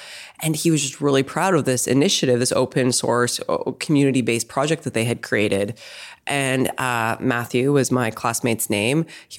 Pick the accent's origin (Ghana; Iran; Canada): Canada; Saskatchewan; moved away as an adult; also born or lived in Montreal / Toronto / Boston / New York; I actually grew up in Canada. So I grew up in Saskatchewan, but I spent a lot of time in Montreal and Toronto before I came here.